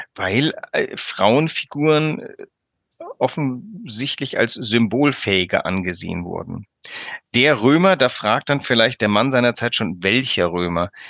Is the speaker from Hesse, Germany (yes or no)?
no; Franconia, Bavaria, Germany; now in Hamburg, Germany; als Franke